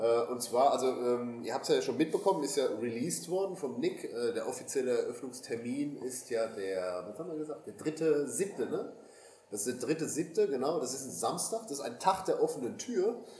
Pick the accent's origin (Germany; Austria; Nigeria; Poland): Germany; als Deutscher, der ich ja in dem Sinne auch bin